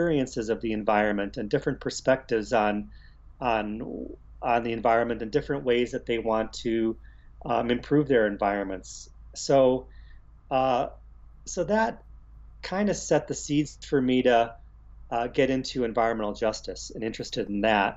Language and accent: English; Cleveland, Ohio, United States; moved away as an adult; also born or lived in California; Growing up in Cleveland